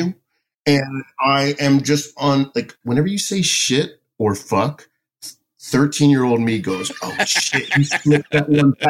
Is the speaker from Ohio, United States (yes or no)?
no; Boca Raton, Florida, United States; moved away as an adult; also born or lived in Miami, Florida / Boston; now in New York, United States; I grew up in suburban Florida, Boca Raton, Florida. And I resent my parents to this day for dragging me there. But I was 3 years old.